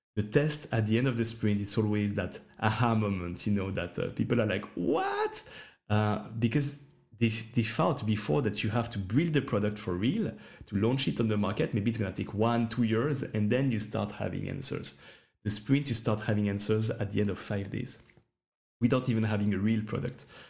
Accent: Switzerland; I'm from Switzerland

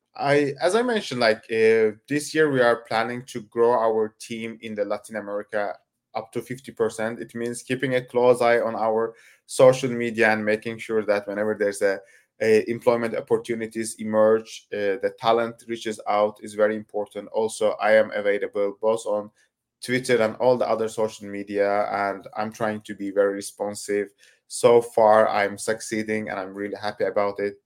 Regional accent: Turkey; I come from Turkey

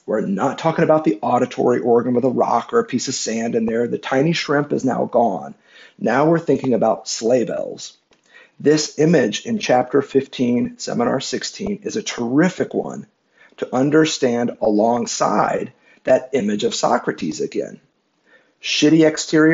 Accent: Midwest, United States; I'm from the Midwest in the United States

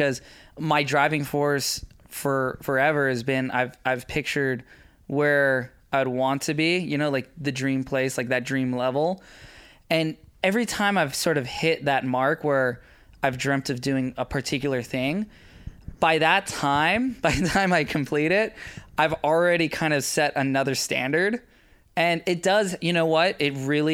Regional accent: Maui, Hawaii, United States; Growing up on Maui, you know, I was really heavily involved in kite surfing when it first came out

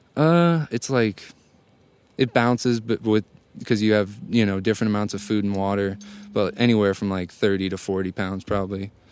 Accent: St. Louis, Missouri, United States; I'm from Saint Louis.

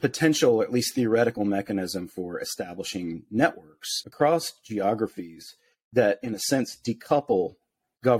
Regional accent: United States; growing up in the United States

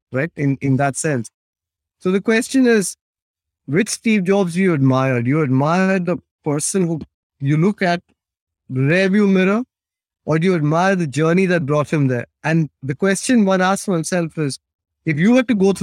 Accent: India; also born or lived in Britain; now in United Kingdom; I live in Britain. I'm British in some ways, but I'm also very Indian in other ways

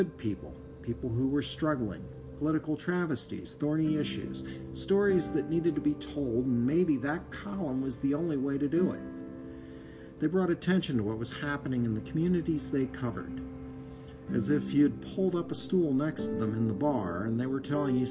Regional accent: Philadelphia, Pennsylvania, United States; I was from the Philadelphia area

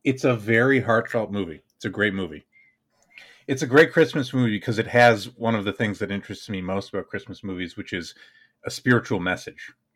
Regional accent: United States; I'm American

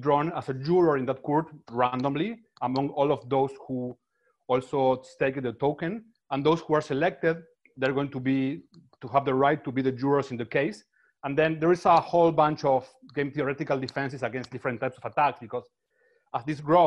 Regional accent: Buenos Aires, Argentina; I'm from Buenos Aires and I live in Buenos Aires.

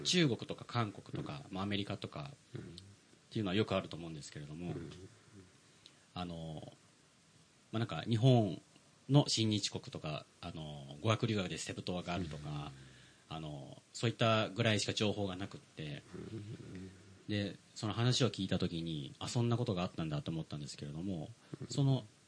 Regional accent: Manila, Metro Manila, Philippines; moved away; 僕は小学校と中学校マニラで育ったんですよフィリピンで

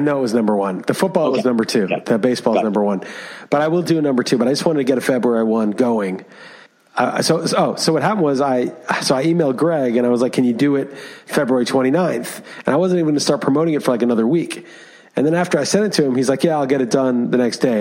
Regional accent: New York City, New York, United States; moved away; I grew up in Manhattan

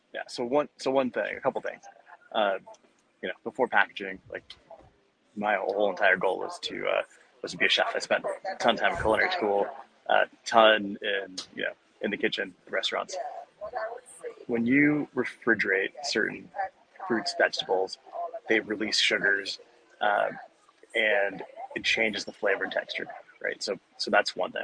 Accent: Arizona, United States; I'm from Arizona, so we don't change our clock

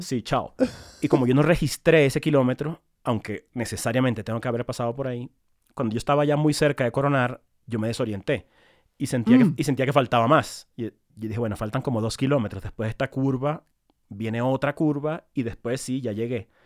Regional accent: Maracaibo, Zulia, Venezuela; also born or lived in Caracas, Venezuela; now in Bogotá, Colombia; Yo crecí en Maracaibo, eh, muy mm. cerca del, nivel del mar

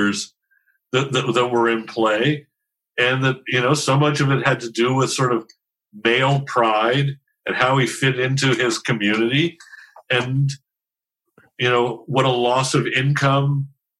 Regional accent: Los Angeles, California, United States; also born or lived in Encino, Los Angeles; we used to live in Van Nuys

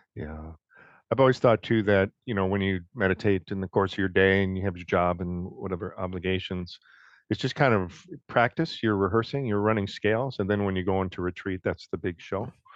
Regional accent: Detroit, Michigan, United States; moved away; I grew up in Detroit

